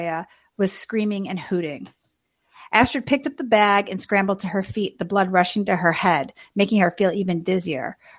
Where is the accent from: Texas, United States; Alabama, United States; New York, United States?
New York, United States; New York City; my hometown, Queens.